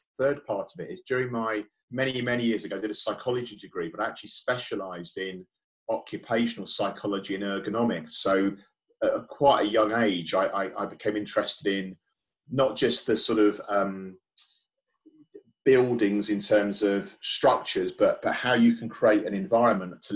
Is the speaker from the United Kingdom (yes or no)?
yes; United Kingdom; I'm British myself, and I've lived here all my life